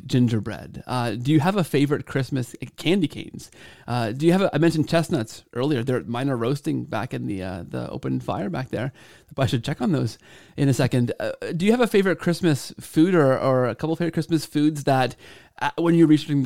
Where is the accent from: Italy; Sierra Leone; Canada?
Canada; I grew up in Canada, so I took French all the way through high school and into university